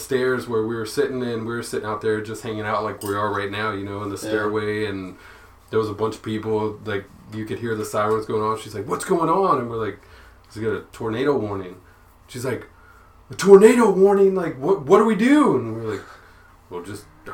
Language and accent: English; San Angelo, Texas, United States; where I grew up in San Angelo, we had tornadoes